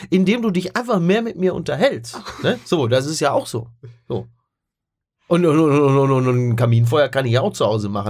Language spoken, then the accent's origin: German; Henrichenburg, North Rhine-Westphalia, Germany; auf der Henrichenburger Kirmes in meinem Heimatdorf